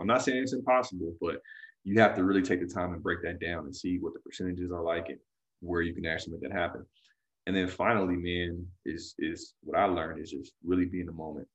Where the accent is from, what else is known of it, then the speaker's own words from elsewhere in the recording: California, United States; I'm from California